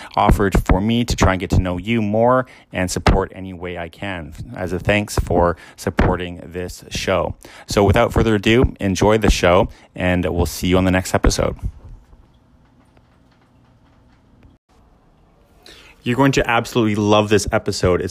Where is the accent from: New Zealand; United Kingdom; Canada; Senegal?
Canada; Edmonton, Alberta; the community that I grew up in Glenora.